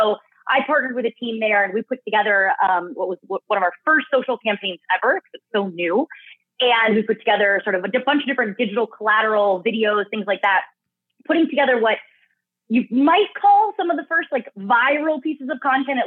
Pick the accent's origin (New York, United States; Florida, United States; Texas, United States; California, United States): California, United States; San Diego; I got my start over at a full service creative agency in San Diego, back in my hometown, called Vitro